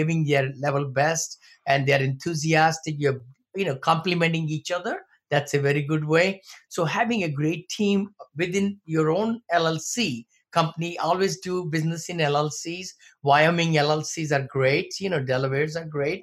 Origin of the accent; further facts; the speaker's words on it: India; moved away as an adult; now in United States; I came from India many moons ago, came with $7